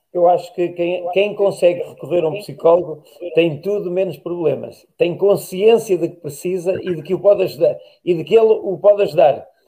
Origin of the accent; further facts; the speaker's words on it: Tábua, Coimbra District, Portugal; minha terra é Tábua